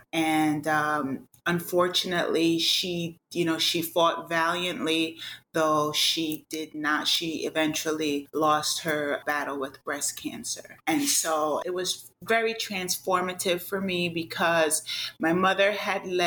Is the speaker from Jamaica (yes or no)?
yes; Jamaica; now in United States; I'm originally from the Caribbean. I'm a native of Jamaica